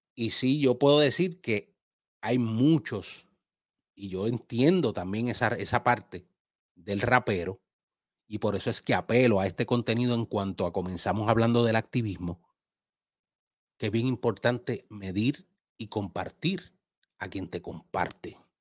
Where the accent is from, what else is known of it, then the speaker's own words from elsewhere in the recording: Puerto Rico; now in Dominican Republic; Mi bandera puertorriqueña va en unos lugares y en unas cosas como mi amor patrio y mi tierra